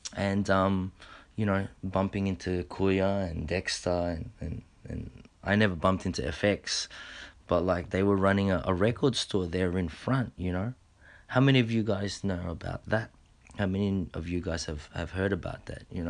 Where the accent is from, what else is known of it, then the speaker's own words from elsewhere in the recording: Australia; a Filipino Australian